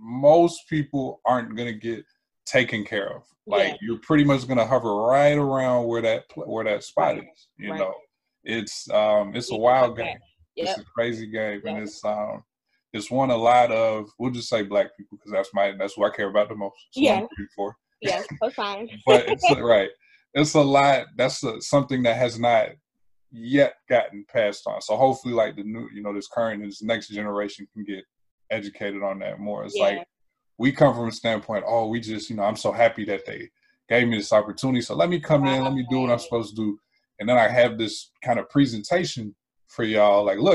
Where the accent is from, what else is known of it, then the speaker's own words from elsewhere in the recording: Minnesota, United States; I grew up in Minnesota.